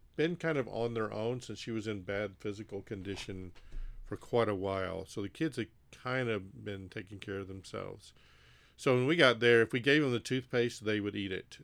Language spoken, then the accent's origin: English; Mississippi, United States; also born or lived in Texas / Haiti; I originate from Mississippi.